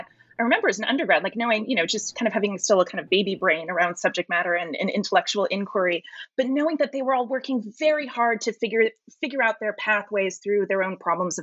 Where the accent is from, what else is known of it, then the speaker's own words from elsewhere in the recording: San Francisco, California, United States; I'm from San Francisco